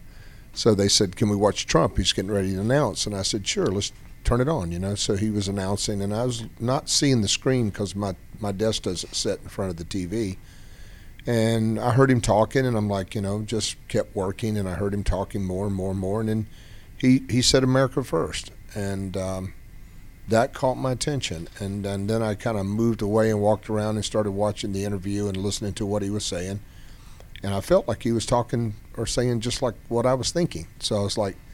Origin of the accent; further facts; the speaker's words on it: Tifton, Georgia, United States; moved away as an adult; I was raised in Tifton, Georgia